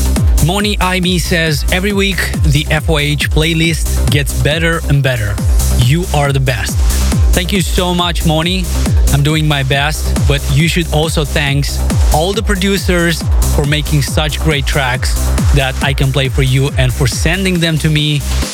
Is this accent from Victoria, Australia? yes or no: yes; Melbourne, Victoria, Australia; thank you for supporting my fellow Australian producer from my hometown of Melbourne, …, with ….